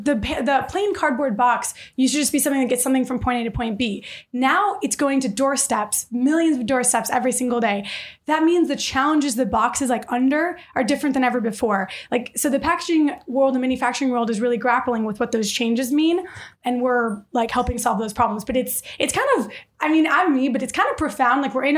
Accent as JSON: {"language": "English", "town": "Detroit", "region": "Michigan", "country": "United States", "tie": "born or raised there"}